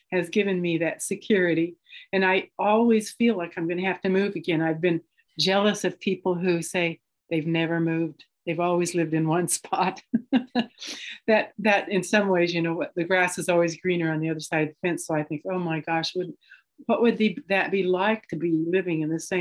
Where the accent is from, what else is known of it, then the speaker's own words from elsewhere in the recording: Portland, Oregon, United States; I'm from Portland, Oregon